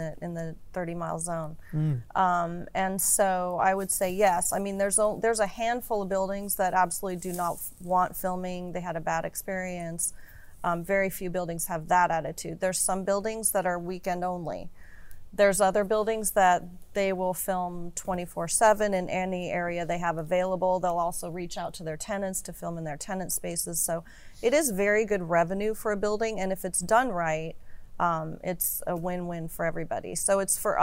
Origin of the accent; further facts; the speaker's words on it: Arizona, United States; now in Los Angeles, United States; I'm from a small town in Arizona